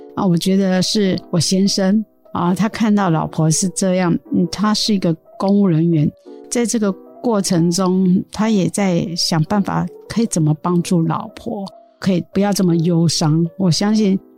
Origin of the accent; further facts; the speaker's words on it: Su'ao, Yilan County, Taiwan; 我来自苏澳